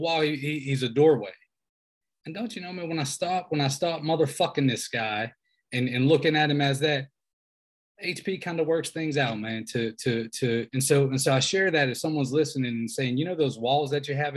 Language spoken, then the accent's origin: English; Southwestern Pennsylvania, United States; now in Raleigh, United States; we're both from Southwestern PA